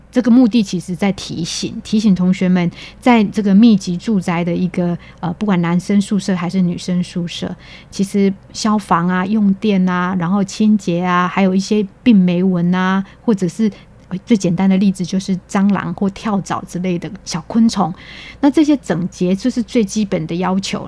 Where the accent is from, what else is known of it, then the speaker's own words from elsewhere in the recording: Taichung, Taiwan; moved away as an adult; also born or lived in Kaohsiung; now in Hualien, Taiwan; 我本身是台中人，然后我的家在东市那附近